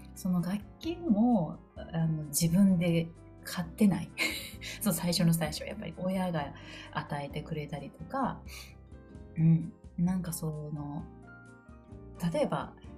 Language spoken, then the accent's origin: Japanese; Kan'onji, Kagawa, Japan; moved away; 私は香川県観音寺市に生まれて観音寺市の魚屋さんのおじいちゃんとあの水戸用のあの農家のおじいちゃんおばあちゃんのところですごい自然の恵みを豊かに育ってうん、育ててもらった